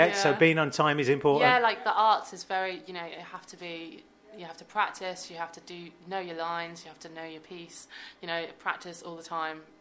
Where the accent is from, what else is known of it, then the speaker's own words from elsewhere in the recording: South West England, United Kingdom; now in Birmingham, United Kingdom; yeah, so I'm from Devon, and I studied the violin since I was seven years old. Then I moved